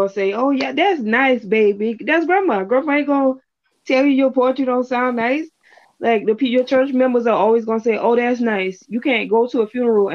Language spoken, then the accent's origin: English; South Carolina, United States; also born or lived in Brooklyn, New York; I'm from Brooklyn, Brooklyn, New York. I was born in Brooklyn in 86, and... I was raised in South Carolina